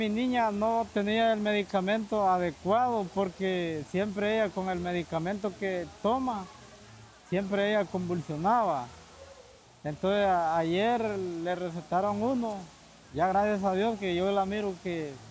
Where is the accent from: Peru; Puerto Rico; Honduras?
Honduras; moved away as an adult; Bueno, yo salí de Honduras hace dos meses. La decisión mía, más que todo, salir de mi país es por la por la salud de mi niña